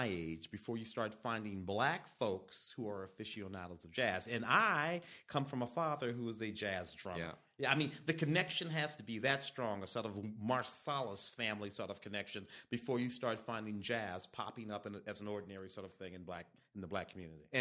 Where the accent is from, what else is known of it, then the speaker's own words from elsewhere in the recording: United States; I'm an American.